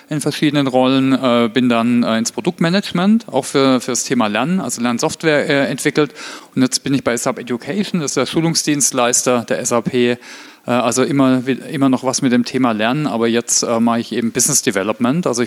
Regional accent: Heilbronn, Baden-Württemberg, Germany; Ich komme ursprünglich aus Heilbronn, äh, also das Weinsberg bei Heilbronn kennt vielleicht der eine oder andere von der Autobahn

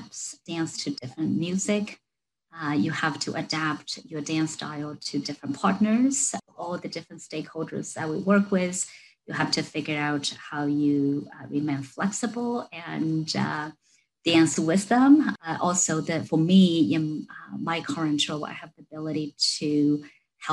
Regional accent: China; moved away as an adult; now in United States; I was born and raised in China. So I came to the US to study, 20 some years ago now

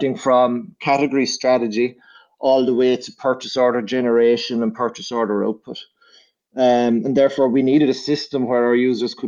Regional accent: Ireland; moved away as an adult; now in Vienna, Austria; I'm originally from Ireland, but I've been based in Vienna for the last 3 years.

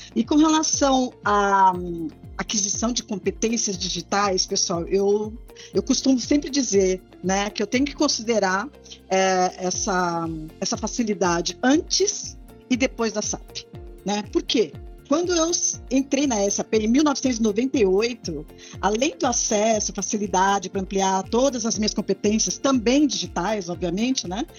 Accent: Santos, São Paulo, Brazil; moved away as an adult; eu sou da cidade de Santos

